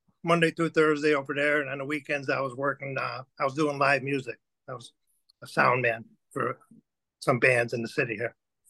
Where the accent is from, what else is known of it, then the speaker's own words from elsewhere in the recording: Berwyn, Illinois, United States; Where did I grow up in? Berwyn.